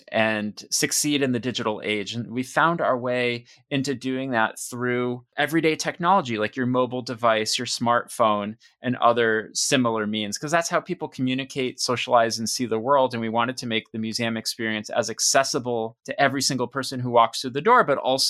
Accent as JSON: {"language": "English", "region": "Western Massachusetts", "country": "United States", "tie": "born or raised there", "said": "I grew up in Western Mass"}